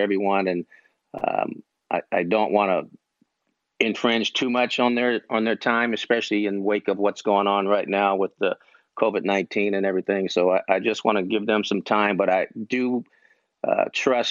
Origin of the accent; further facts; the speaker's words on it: Oakland, California, United States; growing up in Oakland